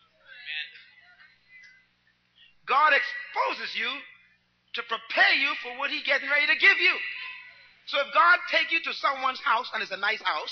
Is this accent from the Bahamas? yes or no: yes; Nassau, New Providence, Bahamas; I was born in Baintown